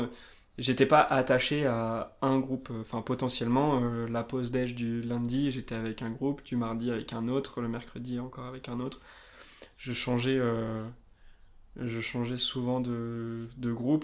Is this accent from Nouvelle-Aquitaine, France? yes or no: yes; Limousin, Nouvelle-Aquitaine, France; now in Annecy, France; Je viens du Limousin, perdu un petit peu au milieu de la France, dans la diagonale du vide. Maintenant j'habite Annecy